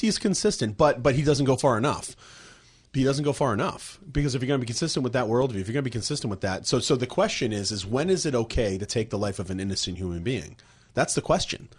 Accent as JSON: {"language": "English", "town": "Plymouth", "region": "Massachusetts", "country": "United States", "tie": "born or raised there", "moved": "yes", "said": "my hometown of Plymouth, Massachusetts"}